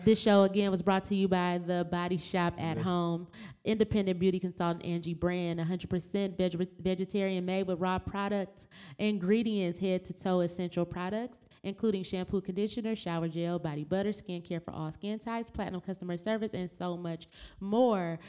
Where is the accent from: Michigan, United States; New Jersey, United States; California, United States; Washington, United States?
Michigan, United States; Flint; growing up in Flint with General Motors leaving